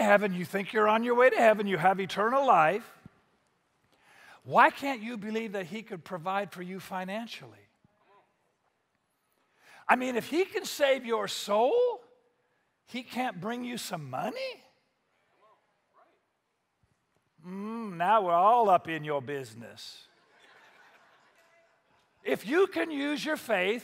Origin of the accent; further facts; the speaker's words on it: Spanaway, Washington, United States; I grew up in Spanaway. We have pickup trucks